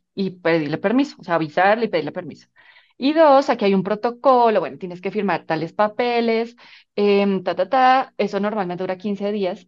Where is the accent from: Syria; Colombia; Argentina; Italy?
Colombia; moved away as an adult; now in Mexico; soy colombiana, Em, llevo ya varios años viviendo